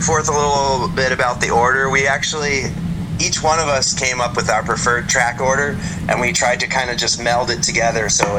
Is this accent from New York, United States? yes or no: no; Oakland, California, United States; moved away as an adult; now in Portland, United States; I'm actually from the Bay Area, or at least I was in the Bay Area for 11 years in Oakland before I moved to Portland in 2020.